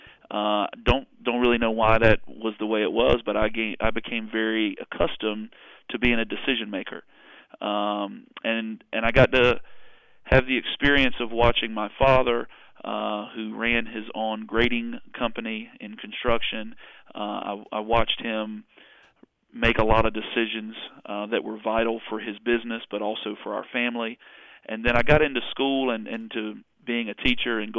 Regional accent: Winston-Salem, North Carolina, United States; I'm a good Southern boy. I was born and raised in Winston-Salem area here in North Carolina

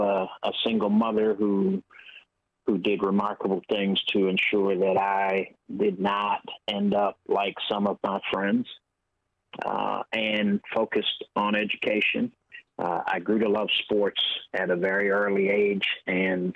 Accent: San Francisco, California, United States; was born and raised in San Francisco and went to Catholic school literally my whole life through high school

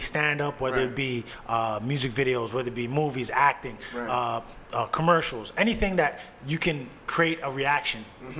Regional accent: Canada; I'm from Canada.

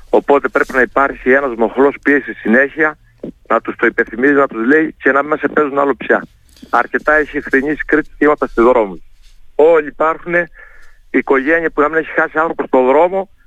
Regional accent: Heraklion, Crete, Greece; πάντα είναι ο τόπο μου. Το Ηράκλειο και η Κρήτη

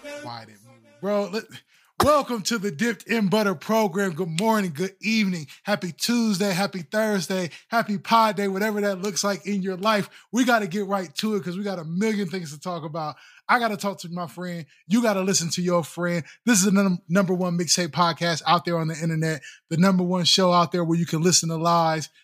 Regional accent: Midwest, United States; We're from the Midwest

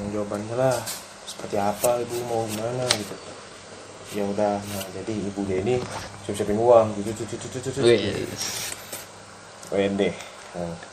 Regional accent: Java, Indonesia; saya orang Jawa pak, saya juga uh, memang didikan saya kayak gini.

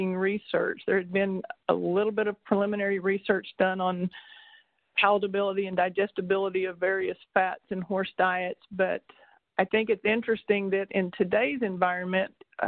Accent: Texas, United States; I grew up in Texas showing and rodeoing and competing with horses my entire life

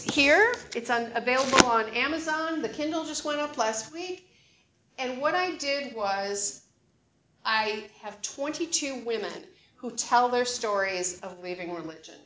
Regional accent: North Dakota, United States; now in Oregon, United States; I was born in North Dakota

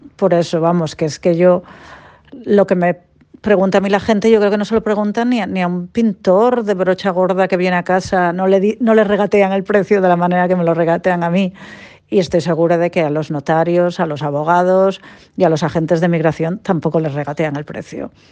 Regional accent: Cantabria, Spain; moved away as an adult; now in Perth, Australia; soy de Cantabria y ahora vivo en Perth, en Western Australia

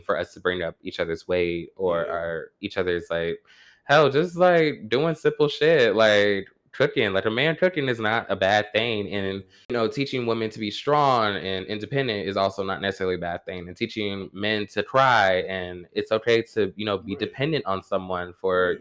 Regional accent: Warner Robins, Georgia, United States; moved away; growing up in Warner Robins, Georgia, bitch, you a Baptist second you come out the womb.

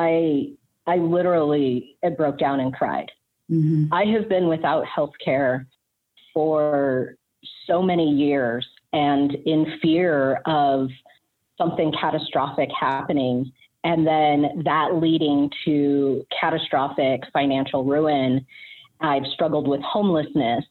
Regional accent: Rocky Mountains, United States; I grew up in the Rocky Mountains running around in the woods.

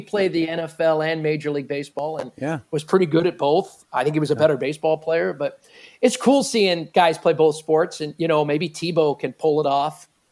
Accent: Pennsylvania, United States; moved away as an adult; also born or lived in New Orleans; now in Wichita, United States; I grew up in the Eastern time zone in Pennsylvania

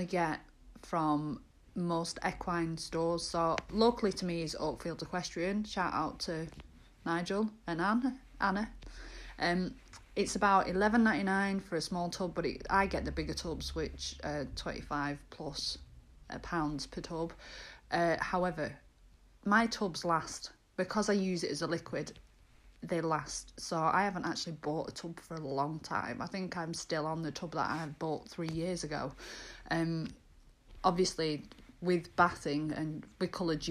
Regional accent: Lancashire, North West England, United Kingdom; I'm from Lancashire.

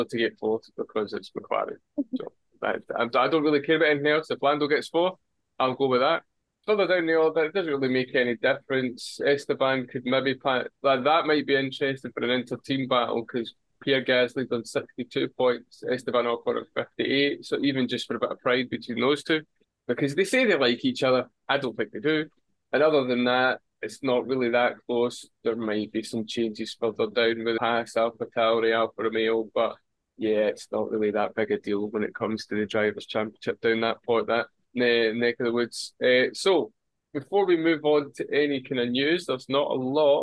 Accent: Scotland, United Kingdom; I'm Scottish

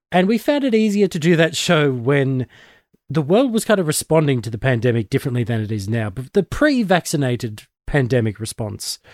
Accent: Australia; I'm one of the Aussie nerds

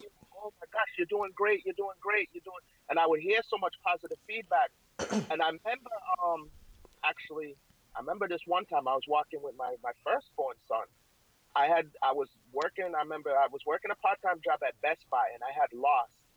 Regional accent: Waltham, Massachusetts, United States; also born or lived in Jamaica; I grew up in, in Massachusetts

